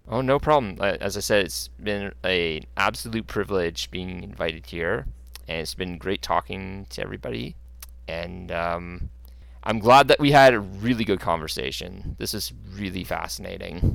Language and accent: English; Canada; I'm a Canadian guy